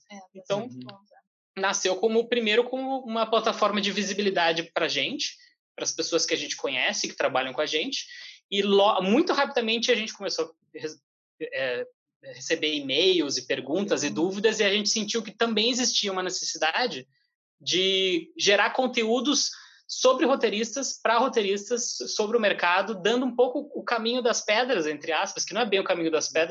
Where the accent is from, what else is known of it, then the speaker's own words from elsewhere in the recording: Porto Alegre, Rio Grande do Sul, Brazil; now in São Paulo, Brazil; estamos trabalhando em São Paulo, a gente veio de Porto Alegre, a gente está nessa ponte aérea direto